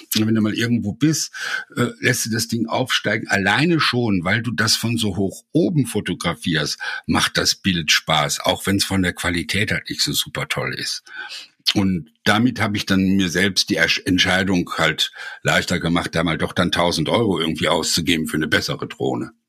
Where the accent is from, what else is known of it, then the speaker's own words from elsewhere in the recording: Essen, North Rhine-Westphalia, Germany; now in near Heidelberg, Germany; Ich komme ja aus Essen